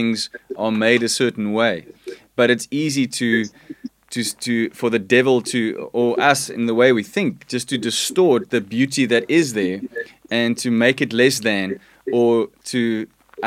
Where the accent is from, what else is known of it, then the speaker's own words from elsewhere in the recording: South Africa; I'm from South Africa